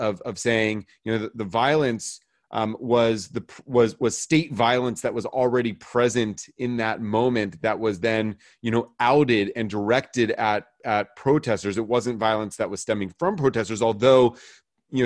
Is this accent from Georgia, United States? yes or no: yes; Georgia, United States; Well, I grew up also, I grew up in the States, in Georgia